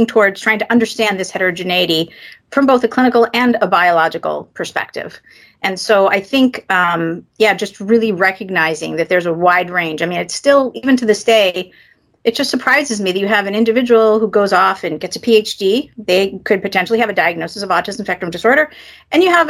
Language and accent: English; New York, United States; I'm actually born and raised in New York